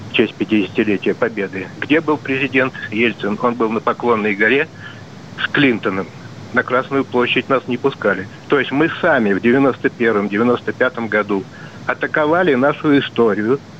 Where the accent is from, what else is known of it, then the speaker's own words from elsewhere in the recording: Moscow, Russia; из Москвы.